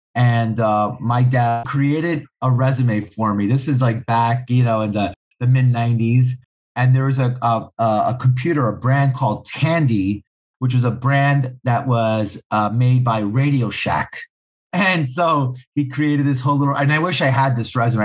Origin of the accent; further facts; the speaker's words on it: New York City, New York, United States; am born born and raised right in the heart of Manhattan. I grew up in a neighborhood called Hell's Kitchen